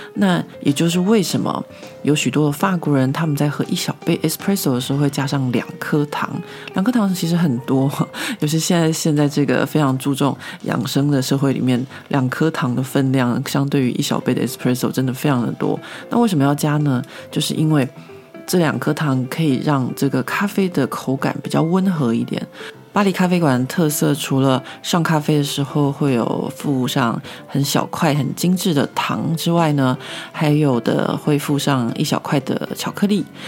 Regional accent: Taiwan; now in Paris, France; 身为一个台湾人

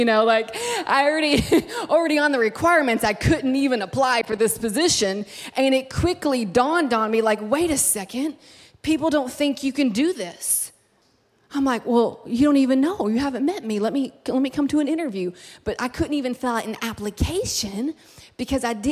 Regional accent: Kentucky, United States; moved away as an adult; now in California, United States; It's like real cold at home in Kentucky

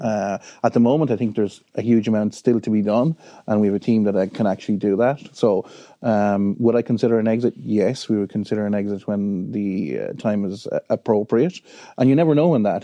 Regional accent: Wexford, Leinster, Ireland; I'm from Wexford. Um, I'm very proud of being from Wexford.

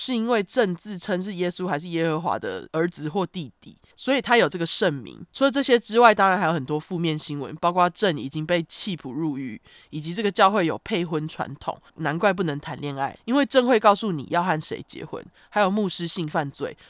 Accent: Zhongli, Taoyuan, Taiwan; 但毕竟我乡下中坜人，刮胡开玩笑的中坜也不算太乡下。P.S. 桃园中坜一边一国啦。

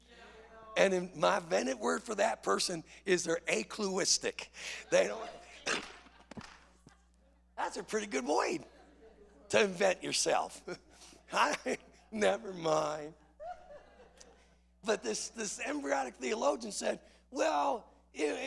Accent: Chicago, Illinois, United States; I grew up in Chicago

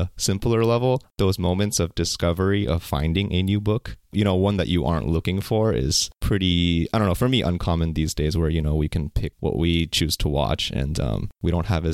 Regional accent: Bay Area, California, United States; now in Seattle, United States; I grew up in the Bay Area in California

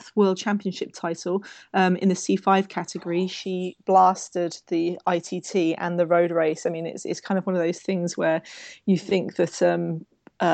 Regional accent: United Kingdom; as a Brit

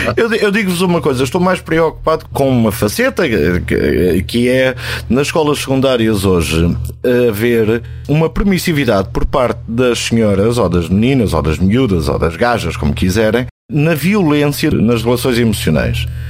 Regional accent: Alentejo, Portugal; moved away; also born or lived in Lisbon; tu que como eu somos alentejanos e que conhecemos a terra e a terra do Alentejo

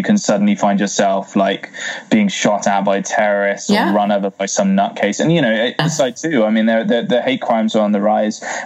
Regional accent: United Kingdom; being British

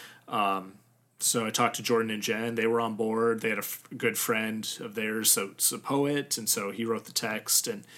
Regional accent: Germany; born there; it wasn't until college that I started learning German, even though I was born in Germany.

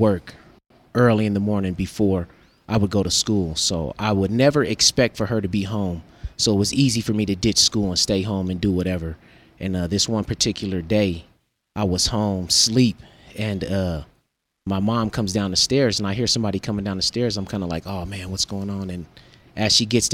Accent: Denver, Colorado, United States; I grew up in Colorado, Denver

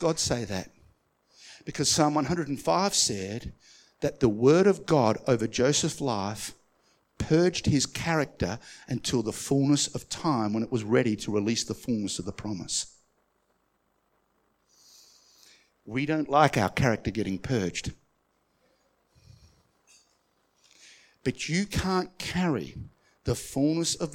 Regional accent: Australia; I'm Aussie to Aussie.

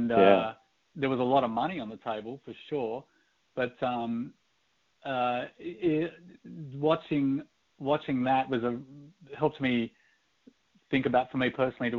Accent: Sydney, New South Wales, Australia; moved away as an adult; now in Portland, United States; I'm from Sydney, Australia, which is why I sound a little funny.

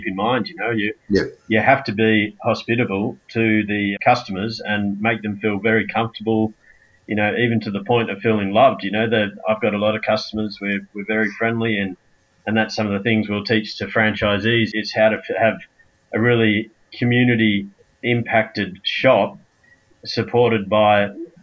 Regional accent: Manly, New South Wales, Australia; Worked locally where I grew up in Manly

